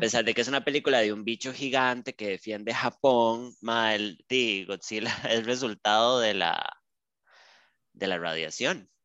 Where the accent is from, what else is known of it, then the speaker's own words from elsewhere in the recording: Costa Rica; hablemos de nosotras como ticas